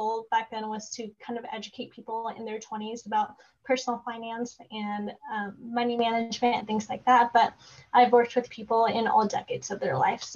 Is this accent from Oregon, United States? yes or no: yes; Oregon, United States; So I live in Oregon. So I'm from Oregon